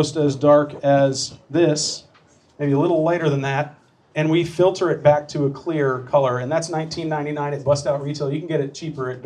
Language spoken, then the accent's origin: English; Connecticut, United States; I grew up in Connecticut racing sailboats